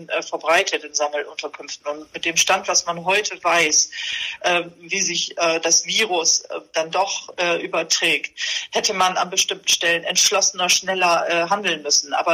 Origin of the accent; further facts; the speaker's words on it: Bremerhaven, Bremen, Germany; Aber ich fahre nach Bremerhaven und ich mag auch Bremerhaven und äh, das ist auch meine Heimatstadt.